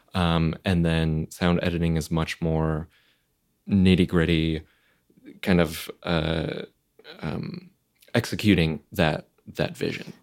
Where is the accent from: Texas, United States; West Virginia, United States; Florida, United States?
Florida, United States; I grew up in Florida